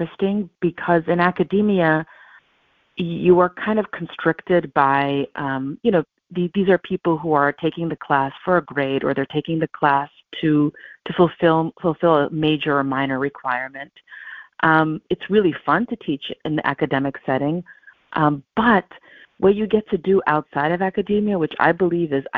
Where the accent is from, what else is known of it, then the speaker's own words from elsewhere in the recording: Los Angeles, California, United States; also born or lived in Ukraine; we came to Los Angeles, to Southern California. And I was 6 years old